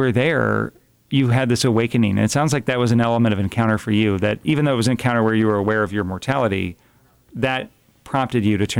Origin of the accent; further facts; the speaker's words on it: East Coast, United States; now in Fort Wayne, United States; I am from the East Coast.